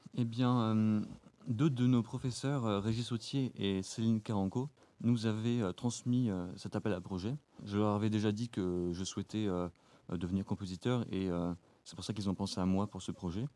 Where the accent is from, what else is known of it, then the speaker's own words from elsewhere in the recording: Marne, Grand Est, France; Je viens de, de la Marne